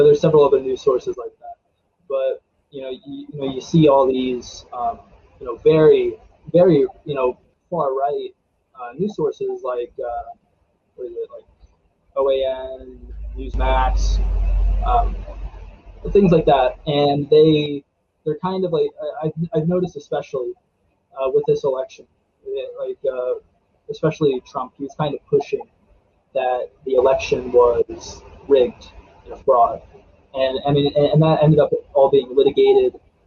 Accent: Frostburg, Maryland, United States; also born or lived in Silver Spring, Maryland; But I was born in Silver Spring, Maryland. And then we moved to Allegheny County, and I've pretty much been like around this area the whole time.

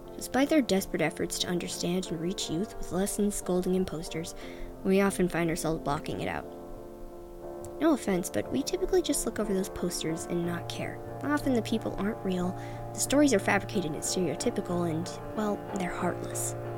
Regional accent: New Hampshire, United States; born or raised there

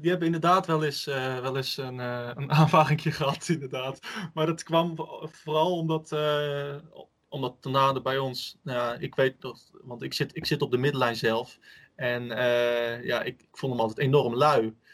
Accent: Utrecht, Netherlands; wat, ons dan eh, als Utrechters enorm frustreert is

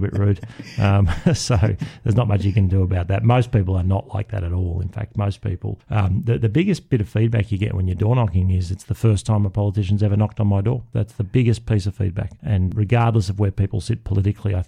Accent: Canberra, Australian Capital Territory, Australia; growing up in Canberra

